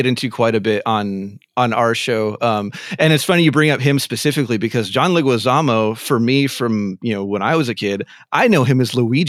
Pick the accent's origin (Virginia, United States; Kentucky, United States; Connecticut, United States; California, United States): California, United States; Southern; I'm Mexican American. I grew up in Southern California, so there's a very, very large Mexican American population here